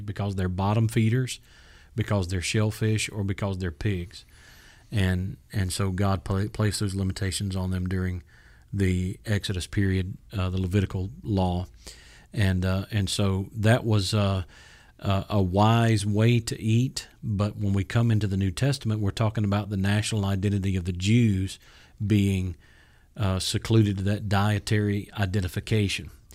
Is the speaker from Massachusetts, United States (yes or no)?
no; South Georgia, United States; having been born and raised in South Georgia